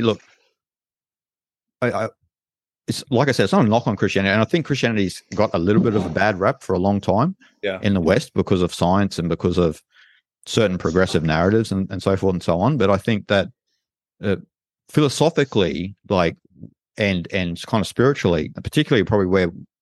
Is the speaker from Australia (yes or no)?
yes; Australia; I'm from Australia